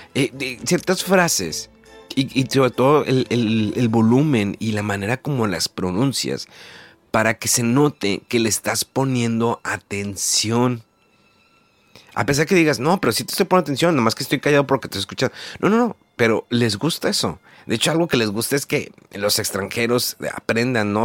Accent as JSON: {"language": "Spanish", "country": "Mexico", "moved": "as an adult", "lives_now": "Japan", "said": "soy de México"}